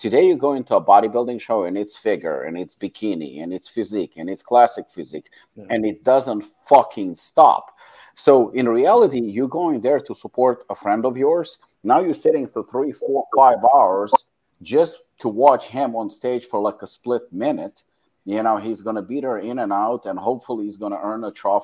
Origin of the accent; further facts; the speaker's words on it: Israel; English is a second language; moved away as an adult; also born or lived in South Africa; I moved from Israel to South Africa, and that was actually my transition, and my English wasn't even that good